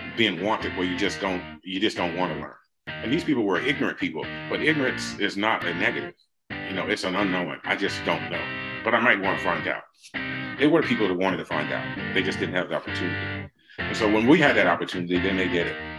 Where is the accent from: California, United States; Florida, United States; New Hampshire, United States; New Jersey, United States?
New Jersey, United States; Red Bank; I grew up in New Jersey